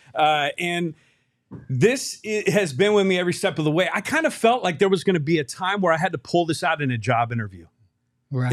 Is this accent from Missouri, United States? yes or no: no; Bay Area, California, United States; now in Phoenix, United States; an 18 year old kid growing up in the Bay Area